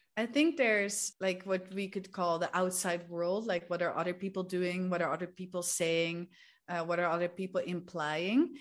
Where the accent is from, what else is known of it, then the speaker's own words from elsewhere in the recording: Netherlands; moved away as an adult; also born or lived in Spain / England / Peru; I'm from the Netherlands. I'm from a small town there, uh, but I've lived all around the world basically for the past ten years already.